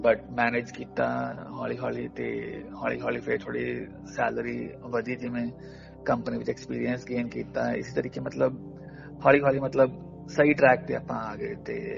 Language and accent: Punjabi; Punjab, India; first language Punjabi; ਮੈਂ ਪੰਜਾਬ ਤੋਂ ਹਾਂ